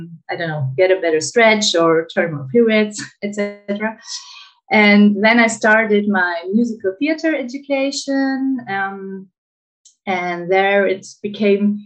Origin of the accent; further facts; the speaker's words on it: Greece; I grew up in Greece, and in Greece, traditional dances are a big thing